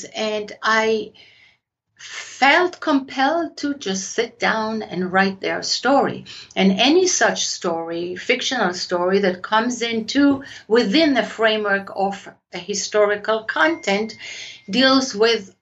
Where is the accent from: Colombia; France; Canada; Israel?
Israel; accent: Israeli; My accent is Israeli